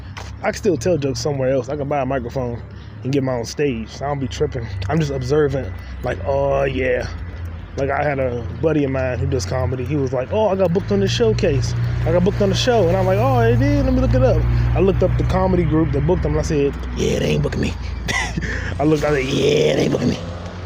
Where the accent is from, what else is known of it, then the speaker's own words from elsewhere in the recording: New York, United States; I got a deep voice. I'm from New York.